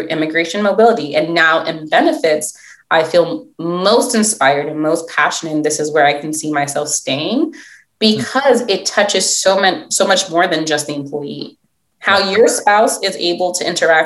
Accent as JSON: {"language": "English", "town": "New York City", "region": "New York", "country": "United States", "tie": "born or raised there", "also_born_or_lived": "Philadelphia", "first_language": "English", "said": "where I grew up in Brooklyn"}